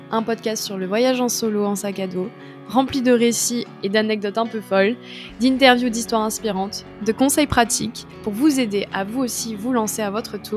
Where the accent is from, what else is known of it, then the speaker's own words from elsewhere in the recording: southern France, France; je viens du sud de la France, même si j'ai beaucoup bougé dans ma vie.